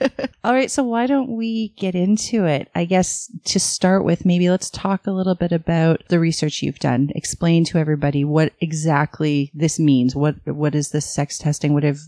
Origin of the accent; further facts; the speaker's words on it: Toronto, Ontario, Canada; We're from Scarborough.